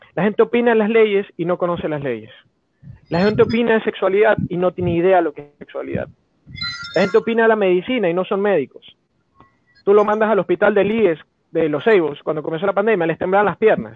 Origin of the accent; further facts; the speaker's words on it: Ecuador; Somos de memoria tan frágil los ecuatorianos